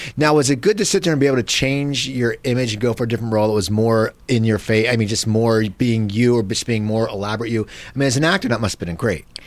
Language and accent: English; Cherry Hill, New Jersey, United States; I grew up in Cherry Hill